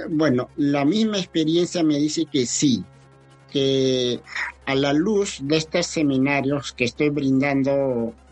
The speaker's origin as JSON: {"language": "Spanish", "country": "Peru", "said": "Me siento muy mal. Uno, como educadora, dos, como peruana."}